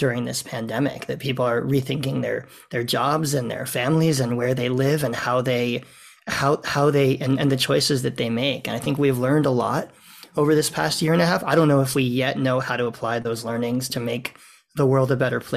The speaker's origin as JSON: {"language": "English", "country": "United States", "moved": "yes", "lives_now": "Toronto, Canada", "said": "I come from the US also"}